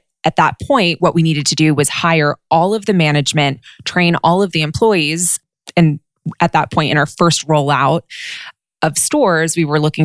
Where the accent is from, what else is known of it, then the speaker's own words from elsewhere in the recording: Westchester County, New York, United States; moved away as an adult; also born or lived in Los Angeles, California / Southern California; now in Northern California, United States; I grew up in an area called Westchester County, which is a suburb of New York City